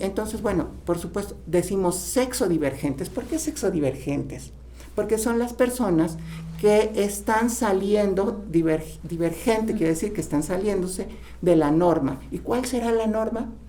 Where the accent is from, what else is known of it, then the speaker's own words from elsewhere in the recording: Tlaxcala, Mexico; como, mexicanos, como tlaxcaltecas